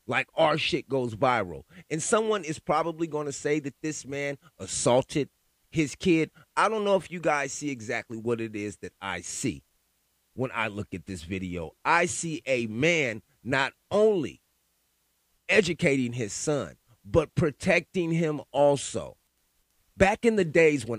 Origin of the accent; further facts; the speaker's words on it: California, United States; I grew up in California. I was a teenager during the … and … beefs